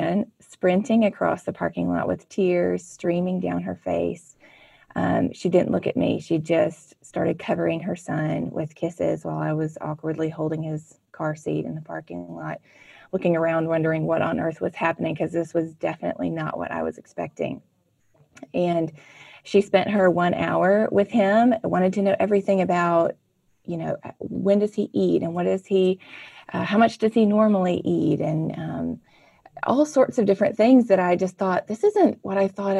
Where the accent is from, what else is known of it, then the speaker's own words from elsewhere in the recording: Mississippi, United States; I grew up in Mississippi in a wonderful Christian family